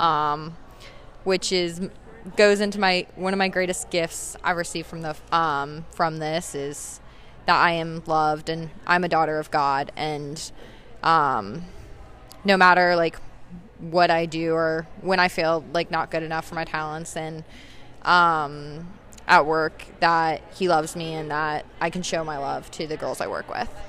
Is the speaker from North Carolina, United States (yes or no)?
yes; Asheville, North Carolina, United States; I am from Asheville, North Carolina